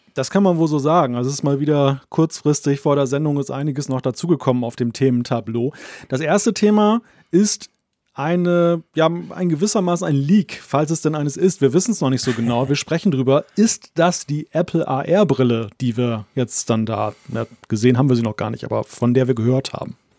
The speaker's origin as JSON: {"language": "German", "country": "Germany", "said": "Deutsche unter lauter Schweizern bin"}